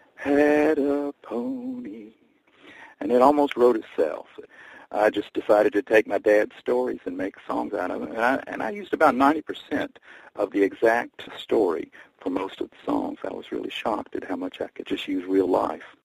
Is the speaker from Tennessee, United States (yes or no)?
yes; Bristol, Tennessee, United States; now in New York City, United States; My hometown is Bristol, Tennessee, and I consider that still my home